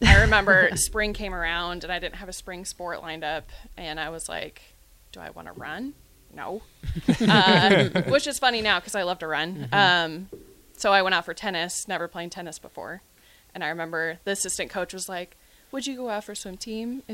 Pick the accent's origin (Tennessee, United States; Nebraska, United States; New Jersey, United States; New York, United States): Nebraska, United States; Kearney; also born or lived in McCook, Nebraska; I'm from McCook, is where I was born and raised for my younger years, and then moved to Kearney when I got like midway into elementary school. And so I consider Kearney more my hometown.